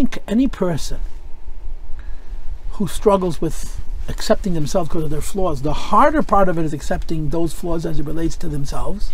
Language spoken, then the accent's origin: English; United States; I'm proud to be an American. I was raised by an immigrant who told me to love America.